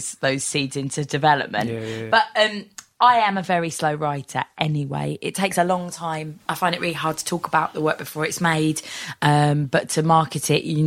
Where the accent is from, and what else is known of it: Bromley, London, United Kingdom; born or raised there